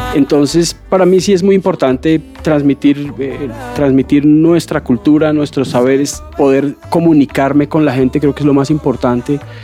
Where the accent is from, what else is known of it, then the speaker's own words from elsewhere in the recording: Bogotá, Colombia; yo nací aquí en Bogotá